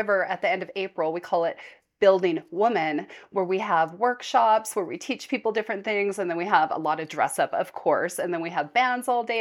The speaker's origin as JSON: {"language": "English", "region": "Nevada", "country": "United States", "tie": "born or raised there", "moved": "as an adult", "lives_now": "Utah, United States", "said": "we grew up in Nevada"}